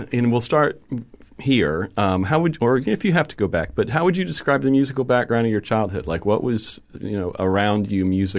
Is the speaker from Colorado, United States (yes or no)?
no; Fort Myers, Florida, United States; also born or lived in Kansas City; I moved here from Kansas City with my family when I was eight. I went to the Villas for 1 year, and then Orangewood, and then Fort Myers Middle, and then Fort Myers High.